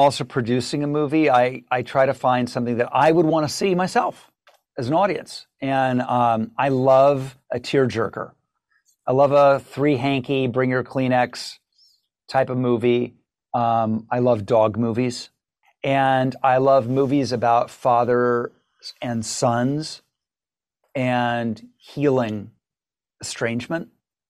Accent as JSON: {"language": "English", "region": "Ohio", "country": "United States", "tie": "born or raised there", "said": "I grew up in Ohio, southern Ohio, so it's within shouting distance, I guess."}